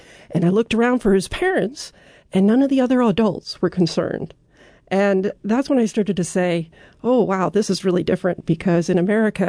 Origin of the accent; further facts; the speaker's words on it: United States; And for me, as an American, that was very refreshing, because here I get a lot of messages that, oh, if you put your kid in daycare, that's bad for them.